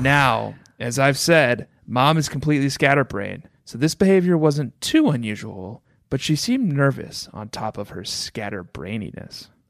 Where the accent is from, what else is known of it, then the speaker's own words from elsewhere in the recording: Minnesota, United States; growing up in Minnesota